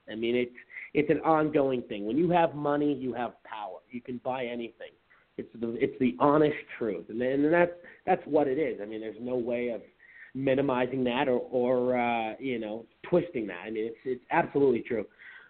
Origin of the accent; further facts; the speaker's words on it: Seattle, Washington, United States; moved away as an adult; now in Arizona, United States; I'm from Seattle, but I've lived in Arizona almost eight years now. But, you know, my home state